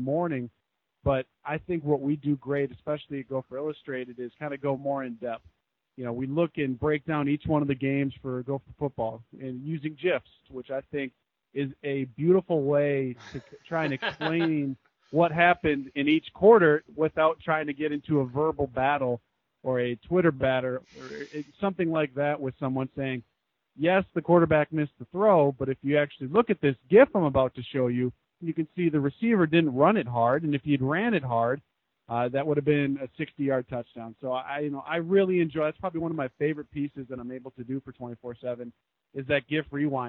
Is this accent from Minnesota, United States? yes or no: yes; Minnesota, United States; growing up in Minnesota